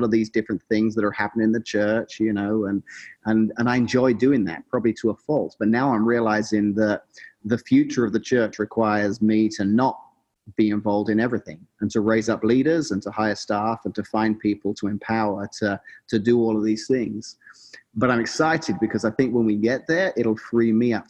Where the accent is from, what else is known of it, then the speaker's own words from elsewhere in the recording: England, United Kingdom; moved away as an adult; now in Washington, Illinois, United States; growing up in England is kind of all I knew